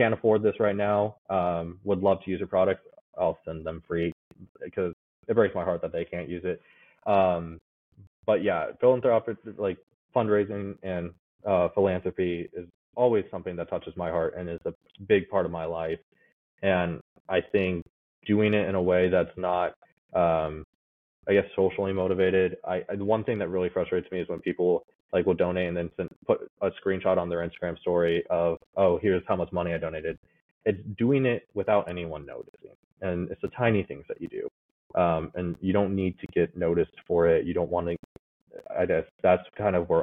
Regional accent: United States; born or raised there; also born or lived in Kazakhstan

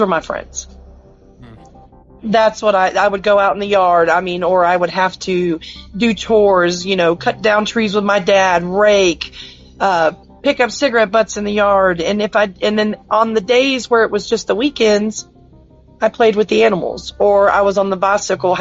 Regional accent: Florida, United States; I grew up in a small town in Florida, little country town

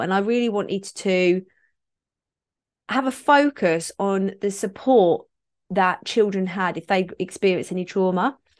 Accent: Kent, South East England, United Kingdom; I grew up in Kent

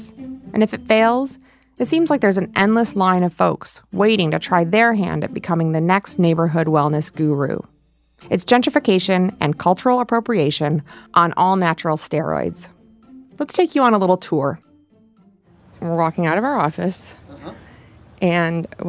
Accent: Michigan, United States; now in Los Angeles, United States; Where I grew up in Michigan, the Copper Keg would be called a party store.

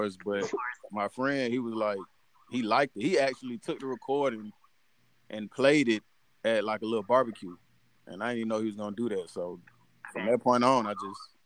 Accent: East Point, Georgia, United States; born and raised in East Point, Georgia

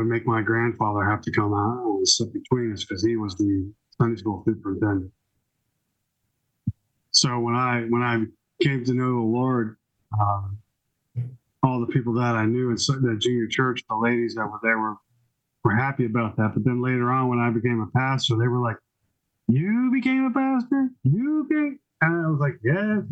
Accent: Laurel, Maryland, United States; also born or lived in Washington, D.C. / Louisville; I've been in Laurel since 1972. I was born in Washington, D.C.

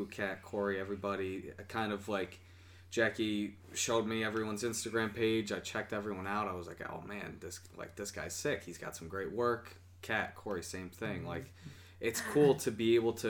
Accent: Syracuse, New York, United States; I am from Syracuse, born and raised

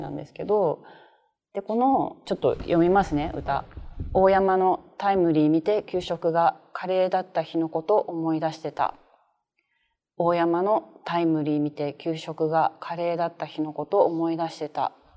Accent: Tokyo, Japan; 自分東京で生まれて東京で育った人間なので

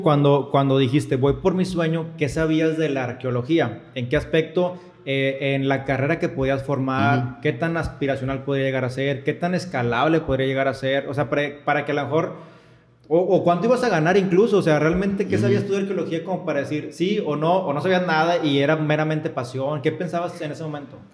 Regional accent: Monterrey, Nuevo León, Mexico; yo estoy de Monterrey

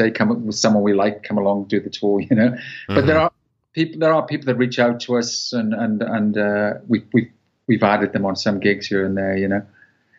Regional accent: Welsh, Wales, United Kingdom; I'm Welsh

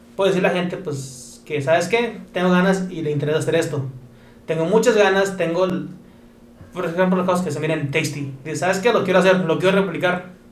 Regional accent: Mexico; aquí como mexicanos

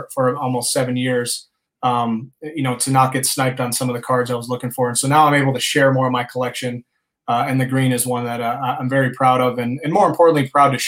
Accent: Wisconsin, United States; I'm a kid from Wisconsin

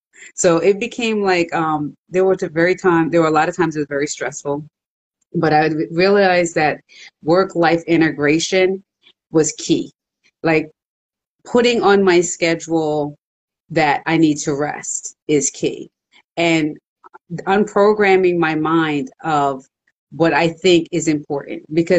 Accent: Jamaica; So my grandmother, she had owned a business in Jamaica. Then when they moved here, I'm originally from Jamaica.

